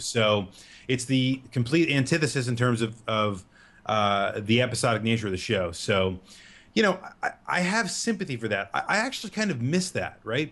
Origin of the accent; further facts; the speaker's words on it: United States; as an American